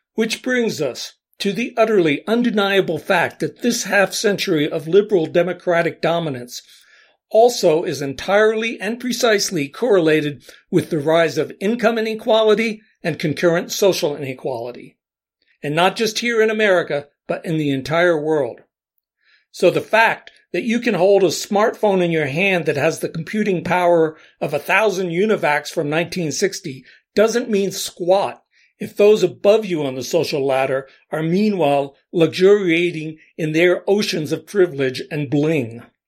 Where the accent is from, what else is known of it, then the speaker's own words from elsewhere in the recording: Allentown, Pennsylvania, United States; I grew up in Allentown, PA, a city of around 100,000 people